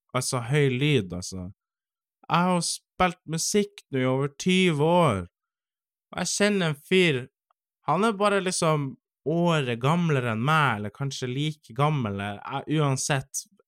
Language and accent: Norwegian; Finnmark, Norway; moved away; also born or lived in Eastern Norway; jeg vokste jo opp i Finnmark